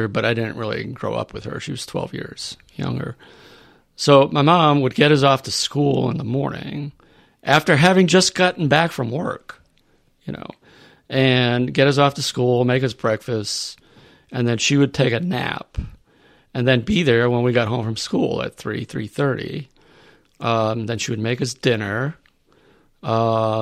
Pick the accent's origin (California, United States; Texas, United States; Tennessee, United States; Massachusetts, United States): Massachusetts, United States; South Dartmouth; moved away; also born or lived in New Bedford, Massachusetts; I grew up in South Dartmouth